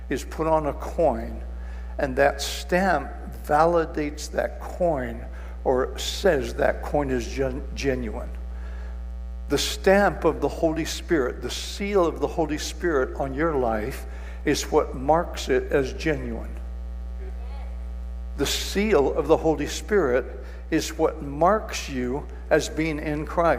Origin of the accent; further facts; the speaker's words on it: Kijabe, Kiambu County, Kenya; I was raised in Kenya, a mission station called Kajabi. And one of the beauties of that place is it was cool a lot of the time.